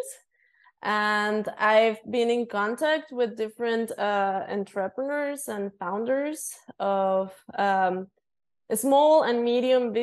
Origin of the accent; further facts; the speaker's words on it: Mexico City, Mexico; I was born and raised in Mexico City. I have lived here my whole life